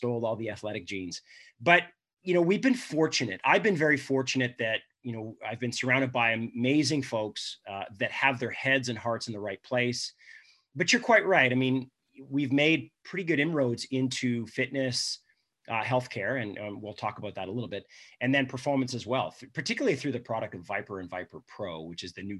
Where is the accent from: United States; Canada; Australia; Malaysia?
Canada; being Canadian